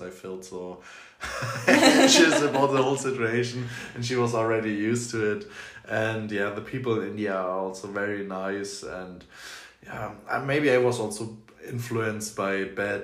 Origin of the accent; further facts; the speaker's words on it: Flensburg, Schleswig-Holstein, Germany; I grew up in Flensburg, which is a Danish-German